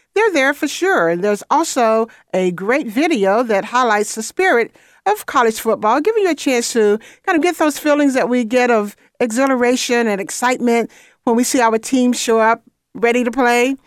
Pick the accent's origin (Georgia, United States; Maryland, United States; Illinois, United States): Georgia, United States; Atlanta; I was born in Atlanta, and I lived there until, well, really all of my childhood